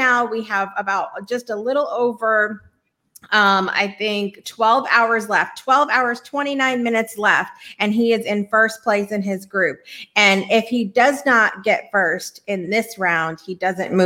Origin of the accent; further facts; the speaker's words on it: Connecticut, United States; I'm from Connecticut.